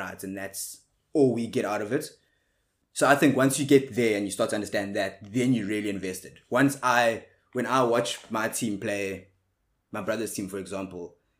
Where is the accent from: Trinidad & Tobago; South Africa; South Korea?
South Africa; like most South Africans are